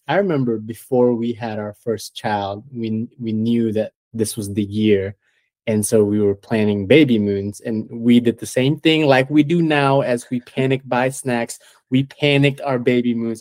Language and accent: English; Malaysia; moved away as an adult; now in United States; I was born and raised in Malaysia